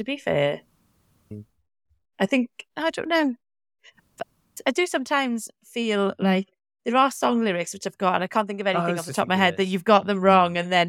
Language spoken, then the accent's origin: English; Wales, United Kingdom; And I'm from the Valleys myself, so I feel like there's nothing pretentious about me, shall we say.